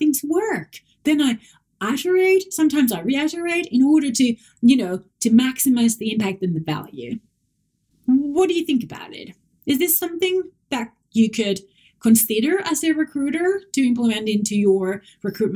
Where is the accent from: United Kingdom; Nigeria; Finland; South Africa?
Finland; first language Finnish; English is a second language; Moi moi is Finnish. That's my native language